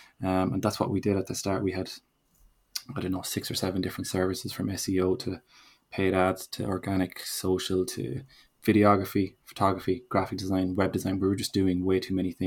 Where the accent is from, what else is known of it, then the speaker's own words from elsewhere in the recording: Galway, Connacht, Ireland; also born or lived in New York; I'm from Galway